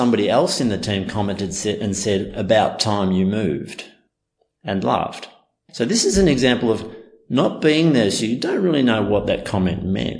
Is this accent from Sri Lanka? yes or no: no; Australia; born there; I could see that that was part of my upbringing, even though I was born here in Australia.